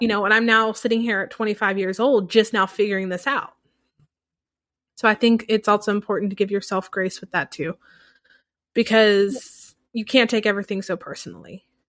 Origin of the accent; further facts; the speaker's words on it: the Bible Belt, United States; moved away; growing up in the Bible Belt